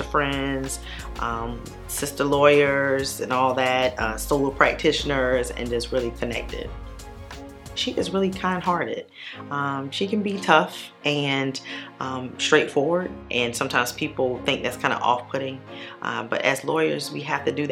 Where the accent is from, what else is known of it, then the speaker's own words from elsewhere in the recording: Savannah, Georgia, United States; We're both from Savannah, but she was not in Savannah when I returned back home from law school.